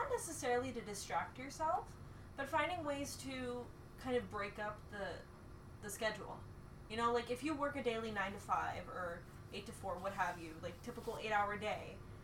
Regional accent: Baltimore County, Maryland, United States; growing up in Baltimore County

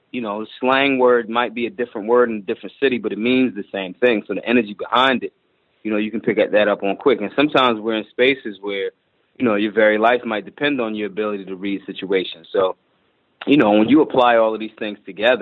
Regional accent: Philadelphia, Pennsylvania, United States; I'm from North Philly

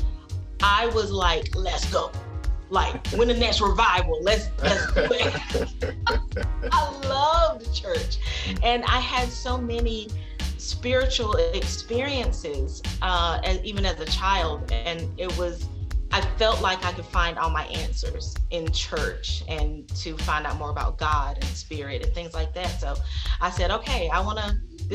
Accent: Sanford, North Carolina, United States; moved away; I was born and raised in Sanford, North Carolina. And that is actually where I live now.

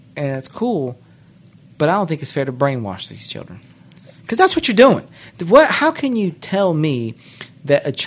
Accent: Georgia, United States; moved away as an adult; also born or lived in North Carolina; now in Charlotte, United States; I work in the legal field. I'm starting my own business. I grew up in Georgia

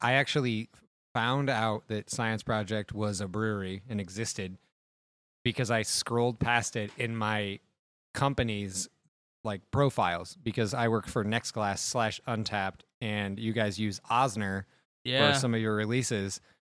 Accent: Greencastle, Indiana, United States; Like, I grew up in Greencastle, small town, much like Logansport

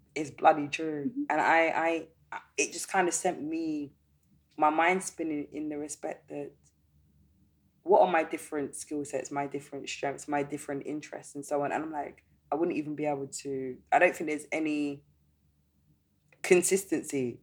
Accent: London, United Kingdom; I was born in London and raised in London, and I've never lived in any other city

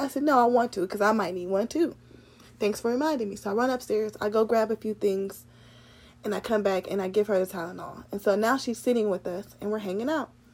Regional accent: Cleveland, Ohio, United States; I'm from Cleveland

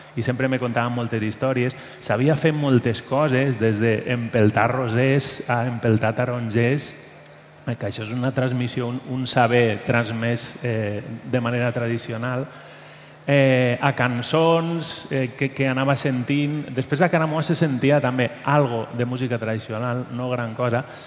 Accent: Valencian Community, Spain; now in Catalonia, Spain; soc del País Valencià

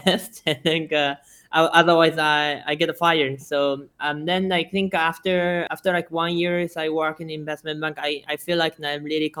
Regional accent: Tokyo, Japan; English is a second language; moved away as an adult; also born or lived in Shizuoka City, Japan / Seattle, United States; now in Vietnam; I was in Shizuoka City, but after a while, I moved to Tokyo. So most of my time, I grew up in Tokyo.

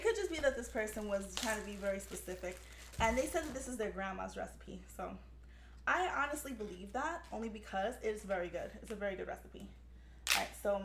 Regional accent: New York City, New York, United States; I grew up in the South Bronx in the 80s

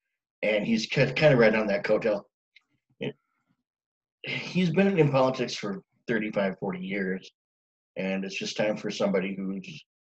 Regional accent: Minneapolis, Minnesota, United States; I am married from the Twin Cities, Minneapolis, St. Paul, Minnesota.

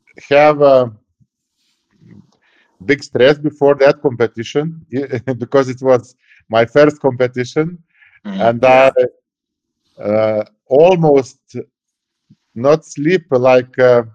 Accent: Lithuania; born or raised there

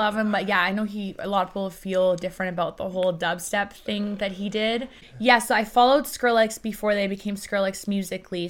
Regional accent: Vancouver, British Columbia, Canada; English is a second language; also born or lived in Iran; I grew up in Iran. And then I moved to Canada when I was seven years old

